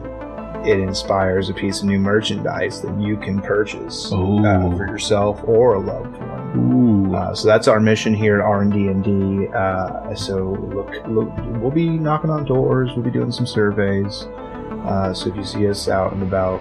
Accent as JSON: {"language": "English", "town": "Shepherdsville", "region": "Kentucky", "country": "United States", "tie": "born or raised there", "said": "my hometown is called Shepherdsville, Kentucky?"}